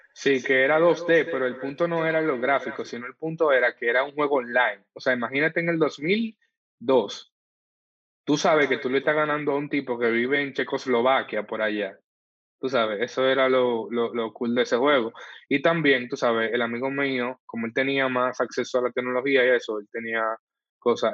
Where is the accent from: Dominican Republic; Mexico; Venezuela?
Dominican Republic; Santo Domingo, Distrito Nacional; yo nací y crecí en el Sánchez, entre el ensanche Luperón y el ensanche Espaillat